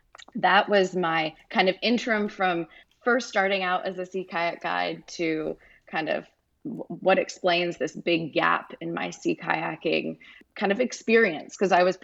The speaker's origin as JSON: {"language": "English", "region": "Rhode Island", "country": "United States", "said": "I'm originally from Rhode Island, and I went back to New England. And I arrived home, and my family was very supportive."}